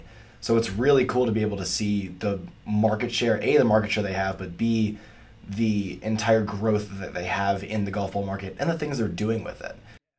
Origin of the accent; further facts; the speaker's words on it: Atlanta, Georgia, United States; moved away as an adult; now in Ohio, United States; I'm from Atlanta, Georgia, just north of the city.